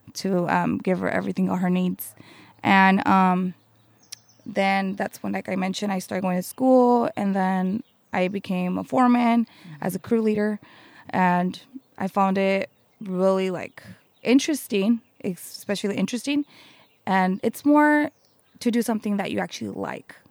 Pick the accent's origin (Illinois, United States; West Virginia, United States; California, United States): California, United States; Santa Maria; I was born in Santa Maria, and I grew up in Santa Maria.